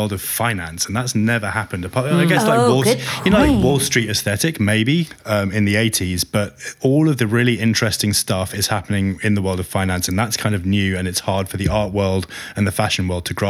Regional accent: United Kingdom; I'm so attached to being British.

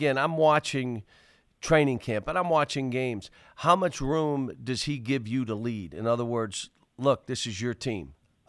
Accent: Pittsburgh, Pennsylvania, United States; But I grew up in Pittsburgh. They don't understand. I grew up in Pittsburgh. It's my home.

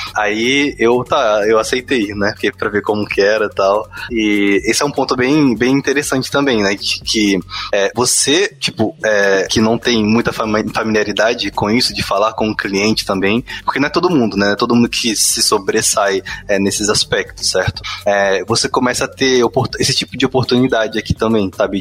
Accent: Espírito Santo, Brazil; eu sou do Espírito Santo

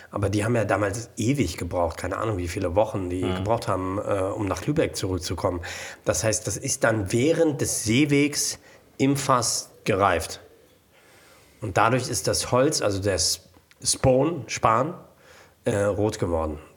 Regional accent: Bordeaux, Nouvelle-Aquitaine, France; German is a second language; Aber ich komme aus Bordeaux.

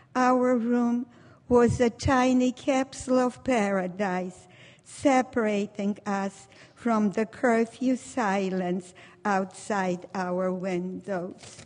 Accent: Warsaw, Masovian Voivodeship, Poland; now in United States; I was born in Warsaw, Poland. Warsaw was the center of my universe

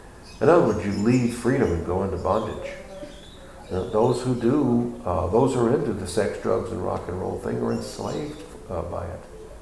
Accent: Texas, United States; I'm from Texas. And you talking bad about the Cowboys?

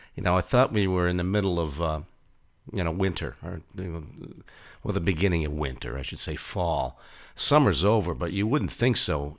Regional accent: California, United States; also born or lived in Pittsburgh, Pennsylvania; We moved to California when I was six years old.

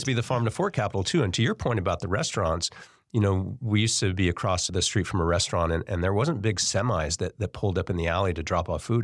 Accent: Davis, California, United States; also born or lived in Bay Area; now in Sacramento, United States; I grew up in Davis, but I moved to the Bay Area when I was fifteen

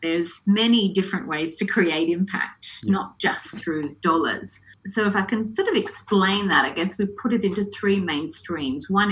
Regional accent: Adelaide, South Australia, Australia; moved away as an adult; also born or lived in Hong Kong / London; I was brought up in Adelaide fairly conventionally

